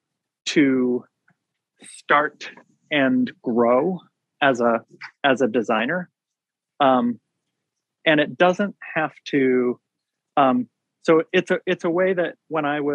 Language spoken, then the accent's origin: English; Washington, United States; moved away; I grew up in Washington State